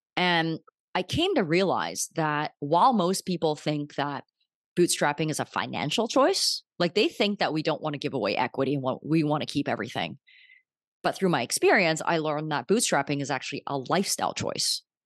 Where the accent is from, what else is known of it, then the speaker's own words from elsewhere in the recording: Vancouver, British Columbia, Canada; moved away as an adult; also born or lived in New York; I'm from Vancouver